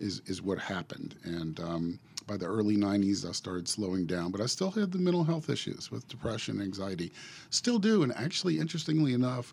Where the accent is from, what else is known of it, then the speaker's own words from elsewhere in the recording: New Orleans, Louisiana, United States; moved away; also born or lived in Chicago; Born and raised in New Orleans